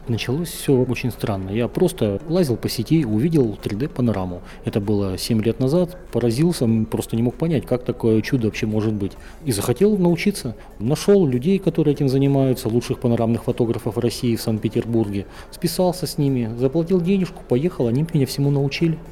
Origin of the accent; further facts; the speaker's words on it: Northern Kazakhstan, Kazakhstan; now in Astana, Kazakhstan; я, как вот уроженец севера